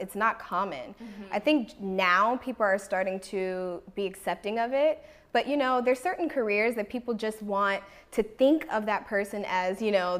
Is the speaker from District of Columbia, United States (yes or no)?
yes; Washington, District of Columbia, United States; now in Los Angeles, United States; You know, I came from Washington, D.C. area, and I moved here with no family to Los Angeles.